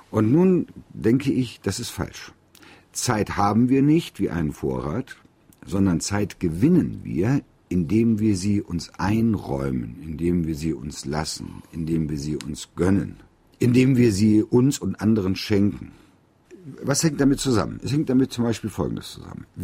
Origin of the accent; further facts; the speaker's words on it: North Rhine-Westphalia, Germany; in meiner Heimat im Bergischen Land